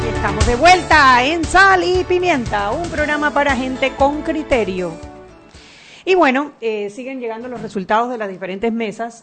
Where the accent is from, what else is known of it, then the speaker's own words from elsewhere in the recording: Panama; nosotros como panameños